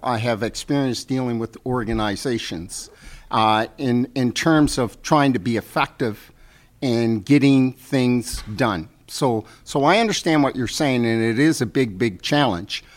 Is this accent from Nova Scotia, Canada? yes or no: yes; Halifax, Nova Scotia, Canada; also born or lived in Africville; I grew up in Uniac Square